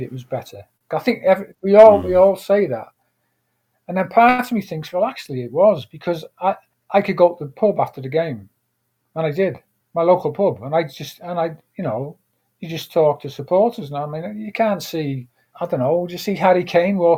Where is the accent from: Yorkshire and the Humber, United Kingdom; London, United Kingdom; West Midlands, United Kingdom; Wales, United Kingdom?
Wales, United Kingdom; Wrexham; moved away as an adult; also born or lived in Australia; I'm from Wrexham